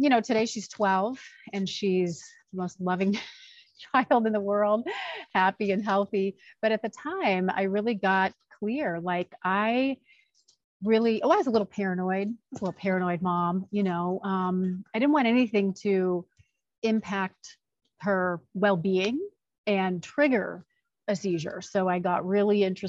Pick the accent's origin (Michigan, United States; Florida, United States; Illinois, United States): Illinois, United States; Chicago; moved away as an adult; also born or lived in Los Angeles, United States; now in Arizona, United States; I'm originally from the Chicagoland area, but found Arizona to be a home